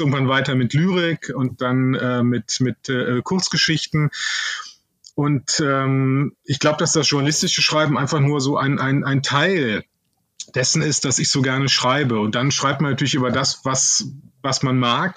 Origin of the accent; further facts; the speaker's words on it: Cologne, North Rhine-Westphalia, Germany; ich bin ja Kölner